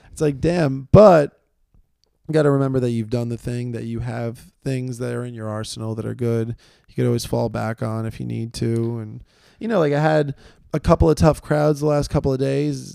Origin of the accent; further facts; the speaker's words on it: New York City, New York, United States; I'm from New York